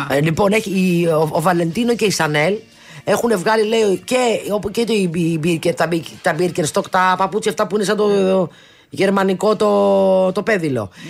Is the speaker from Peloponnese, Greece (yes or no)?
no; Athens, Attica, Greece; Από την Αθήνα.